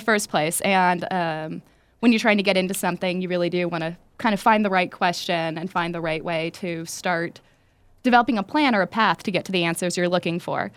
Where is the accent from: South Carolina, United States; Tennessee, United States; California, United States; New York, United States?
California, United States; Los Angeles; I'm from East Los Angeles.